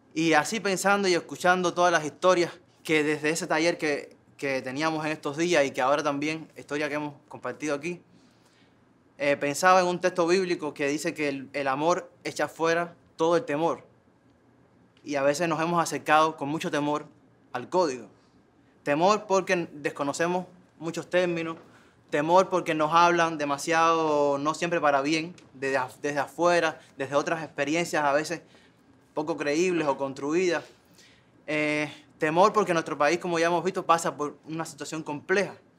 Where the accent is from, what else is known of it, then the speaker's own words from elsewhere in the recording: Cuba; en esa Cuba que somos